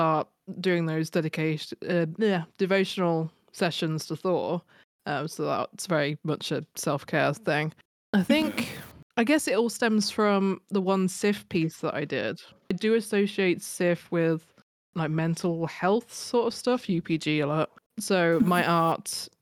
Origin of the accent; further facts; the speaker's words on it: the Midlands, England, United Kingdom; accent: Midlands; it's the Midlands accent in me